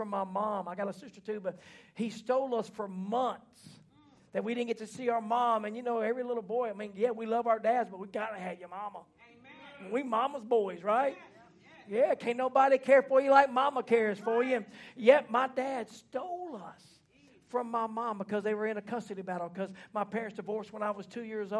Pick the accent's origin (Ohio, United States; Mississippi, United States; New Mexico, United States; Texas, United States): Mississippi, United States; also born or lived in Louisiana; I grew up in Mississippi